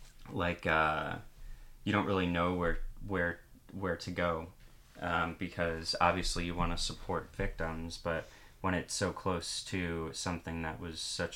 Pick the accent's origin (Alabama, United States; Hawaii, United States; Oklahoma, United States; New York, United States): New York, United States; Long Island; one of the most important records of my life, you know, growing up on Long Island, you know.